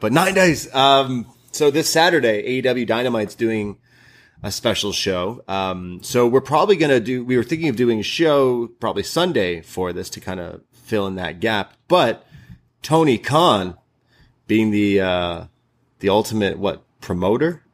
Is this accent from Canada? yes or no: yes; Canada; we're Canadian